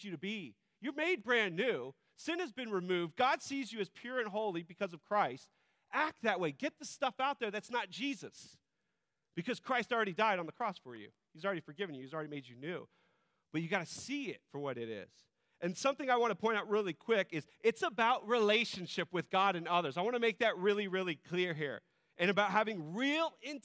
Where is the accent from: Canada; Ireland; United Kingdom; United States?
United States; we as American individualists